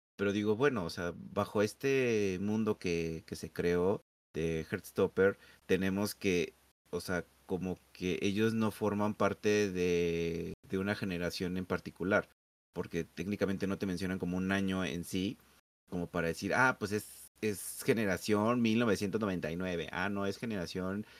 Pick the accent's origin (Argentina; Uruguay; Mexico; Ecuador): Mexico; nosotros como mexicanos